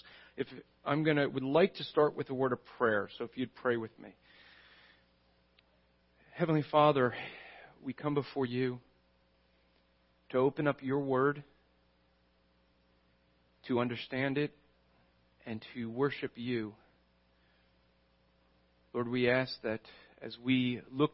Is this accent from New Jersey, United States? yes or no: yes; New Jersey, United States; I'm from New Jersey.